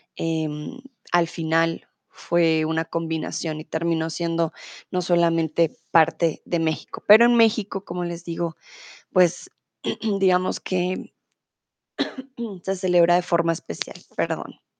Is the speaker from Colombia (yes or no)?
yes; Colombia; now in Germany; soy de Colombia